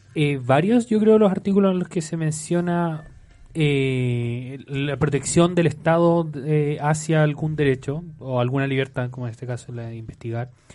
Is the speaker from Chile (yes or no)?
yes; Chile; Somos personas profundamente chilenas, patriotas, amamos a nuestro país, y a nuestro pueblo